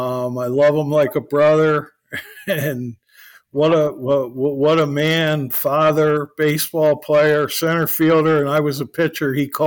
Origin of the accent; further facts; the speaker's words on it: New Jersey, United States; I grew up in New Jersey